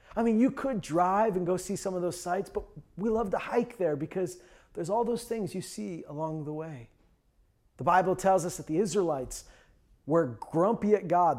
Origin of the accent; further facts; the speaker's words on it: Canada; I'm Canadian.